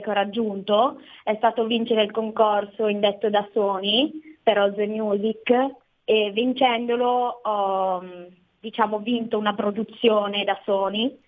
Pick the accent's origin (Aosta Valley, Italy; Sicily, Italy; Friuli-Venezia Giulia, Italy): Aosta Valley, Italy; La Thuile; moved away as an adult; now in Turin, Italy; al momento sono a Torino per, per, studiare, però sì, sono della Valle d'Aosta